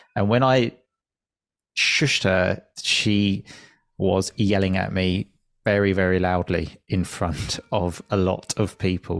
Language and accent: English; Chelmsford, East of England, United Kingdom; moved away as an adult; also born or lived in Italy; I moved back to my hometown, Chelmsford, two years ago now